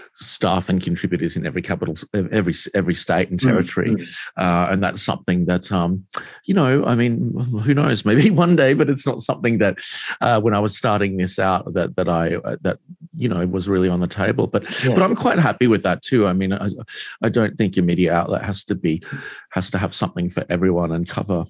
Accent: Queensland, Australia; now in Sydney, Australia; I am actually from Queensland originally. I was born in Queensland, but I moved south. Usually it's the other way around. People tend to move to Queensland, but I went against the tide for some reason.

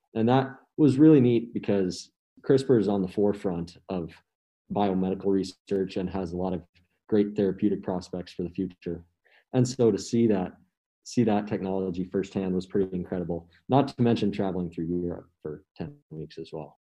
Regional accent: Missoula, Montana, United States; I'm a senior from Missoula, Montana

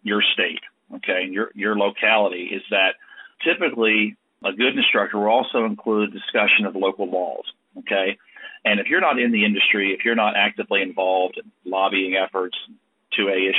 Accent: United States

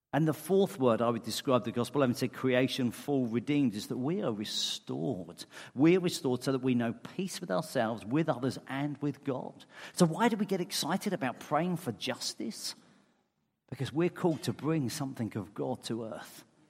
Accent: England, United Kingdom; I'm English.

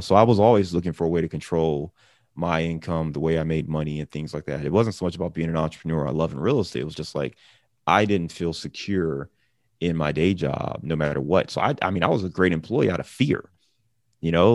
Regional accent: Cleveland, Ohio, United States; also born or lived in Chicago; now in Cincinnati, United States; I'm a guy who lives in Cincinnati, but I'm from Cleveland. I'm originally from Cleveland

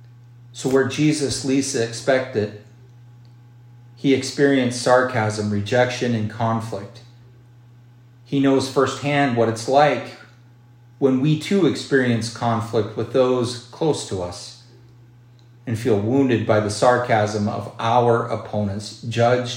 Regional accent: Miles City, Montana, United States; my hometown of Miles City.

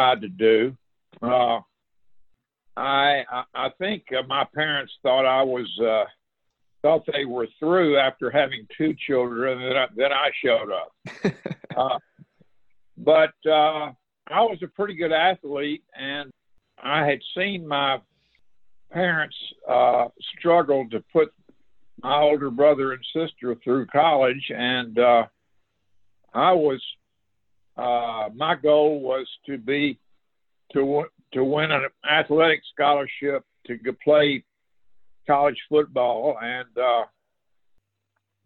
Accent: Shreveport, Louisiana, United States; also born or lived in New Orleans, Louisiana; we moved to Shreveport when I was about 3 years old.

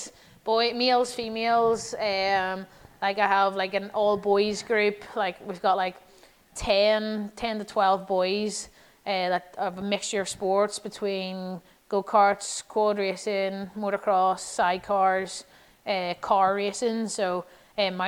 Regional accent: Ireland

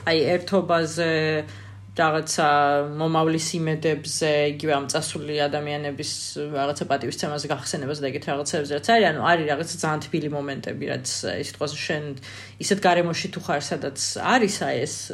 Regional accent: Georgia; born or raised there; also born or lived in Tbilisi

